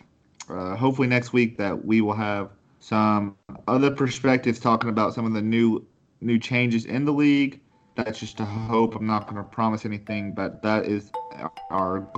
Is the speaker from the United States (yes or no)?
yes; Nashville, Tennessee, United States; I'm from the Nashville area. Nashville, Tennessee.